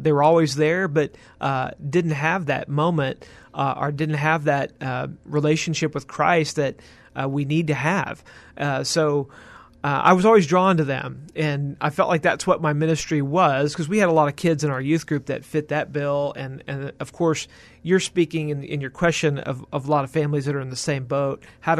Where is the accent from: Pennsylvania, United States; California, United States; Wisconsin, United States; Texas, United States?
Texas, United States; Houston; also born or lived in San Antonio; I am from the Houston area. That was in the Spring, Klein area, northwest of Houston. That's primarily where I grew up. I was actually born in San Antonio.